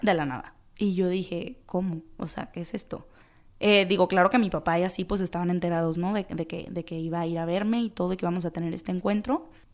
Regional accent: Guadalajara, Jalisco, Mexico; soy de Guadalajara, soy de aquí, llevo toda la vida, toda la vida viviendo aquí

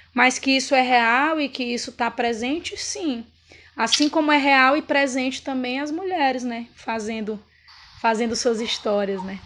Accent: Pará, Brazil

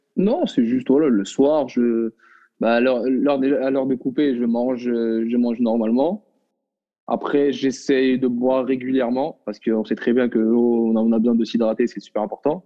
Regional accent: Morocco; moved away as an adult; now in France; je suis un Marocain qui j'ai vécu pendant 18 ans au Maroc, je suis né au Maroc, j'ai grandi au Maroc

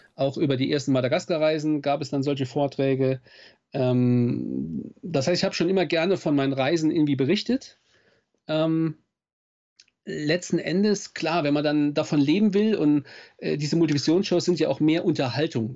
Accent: Saarland, Germany; Ich komme aus dem Saarland, aus Südwestdeutschland

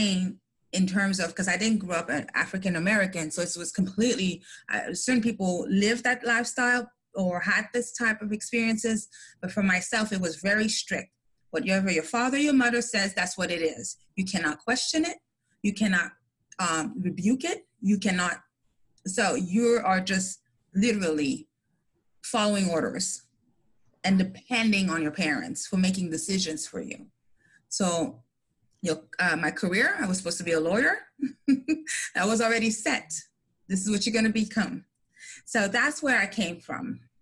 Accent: Montreal, Quebec, Canada; I'm from I was born in Montreal, Canada, from immigrant parents that came from Haiti

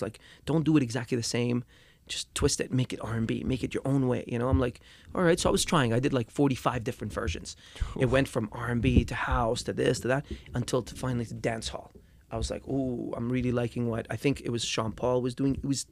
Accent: Dubai, United Arab Emirates; moved away; People back home where I grew up in Dubai

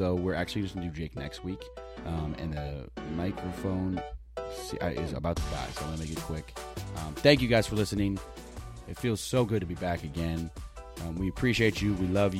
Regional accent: Indiana, United States; I told people I was from Indiana.

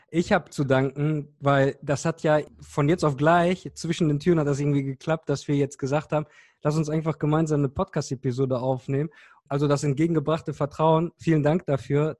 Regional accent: Cologne, North Rhine-Westphalia, Germany; ich komme aus Köln

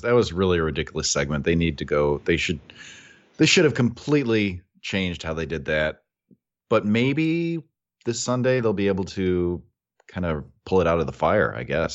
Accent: United States; we're from America

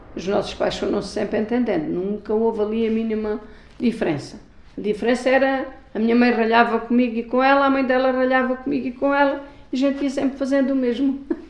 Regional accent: Avis, Alentejo, Portugal; São as ruas da minha terra, as suas torres, as suas ruas estreitas, onde eu cresci

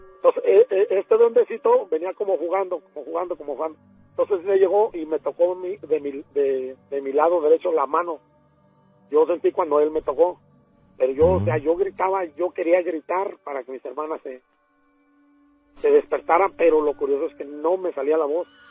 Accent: Mexico City, Mexico; also born or lived in Ciudad Nezahualcóyotl, State of Mexico; Yo nací en, en México, Distrito Federal, en la colonia Montezuma.

